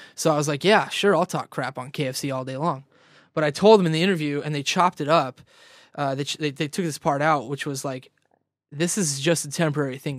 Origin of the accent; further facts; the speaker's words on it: Ridgecrest, California, United States; also born or lived in Vista / San Diego; I'm from Vista, but originally I grew up, um, like, east of L A, northeast of L A in this little town called Ridgecrest